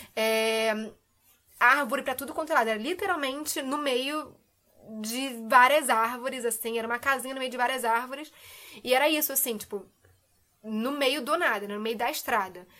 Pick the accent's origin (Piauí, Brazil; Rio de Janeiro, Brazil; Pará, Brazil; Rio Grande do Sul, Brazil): Rio de Janeiro, Brazil; moved away as an adult; also born or lived in England; eu sou do Rio, né? É freguesia, alô, Jacarepaguá